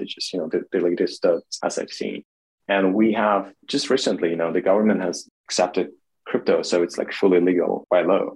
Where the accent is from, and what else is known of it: Kharkiv, Kharkiv Oblast, Ukraine; born or raised there; now in Kyiv, Ukraine